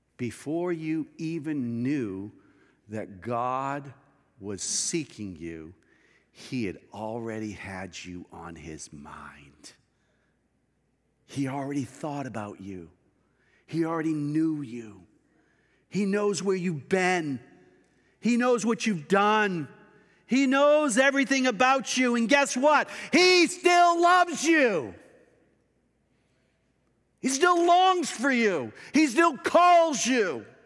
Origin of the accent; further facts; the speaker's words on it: the East, United States; Now remember, I was from the East.